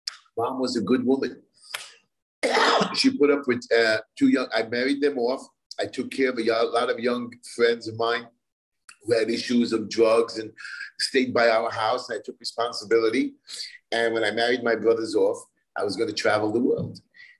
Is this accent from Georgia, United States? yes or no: no; Brooklyn, New York, United States; I'm from Brooklyn, New York.